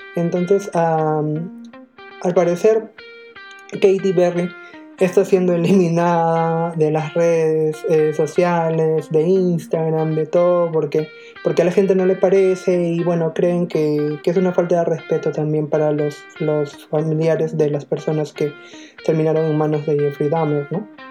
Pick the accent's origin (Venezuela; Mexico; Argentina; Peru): Peru; nosotros como peruanos